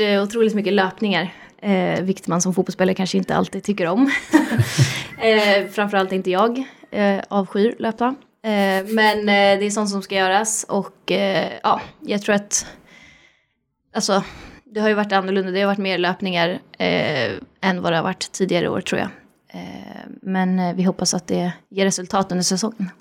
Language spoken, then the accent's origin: Swedish; Sollentuna, Stockholm County, Sweden; jag kommer ju från Sollentuna